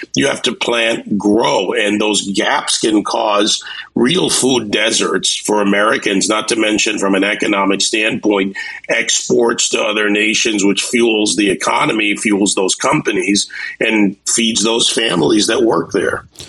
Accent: Jamaica; now in Miami, United States; I was born in the Caribbean. I was born in Jamaica, West Indies.

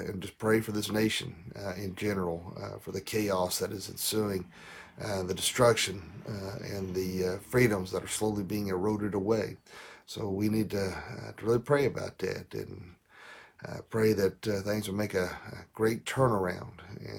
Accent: the South, United States; I'm from the South.

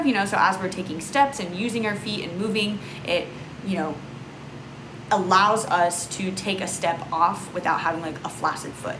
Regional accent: Texas, United States; Growing up in Texas, I was able to be barefoot most of the year

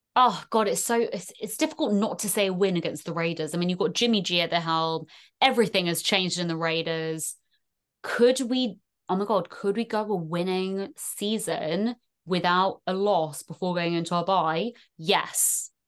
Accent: England, United Kingdom; accent: very strong English; also born or lived in Ireland; in the motherland for me, even though I rap a very strong English accent

